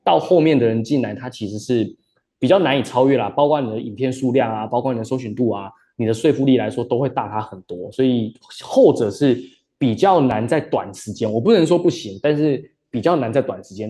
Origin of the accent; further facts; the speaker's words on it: Taiwan; moved away; also born or lived in Australia / Shanghai; 我是台湾人